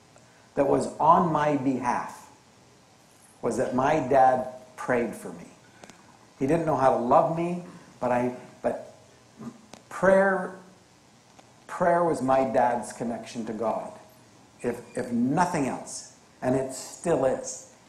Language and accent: English; Canada; born there; But I was born Canadian, and I love being Canadian.